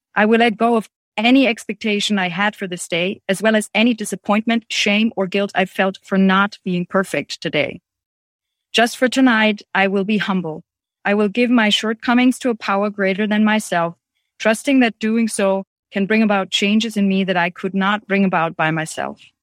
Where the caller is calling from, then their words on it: Germany; I'm calling in from Germany